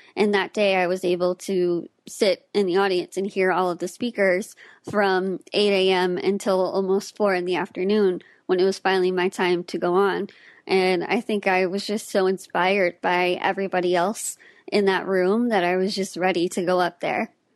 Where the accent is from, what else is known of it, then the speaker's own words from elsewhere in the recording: Austin, Texas, United States; I was born and raised in Austin, Texas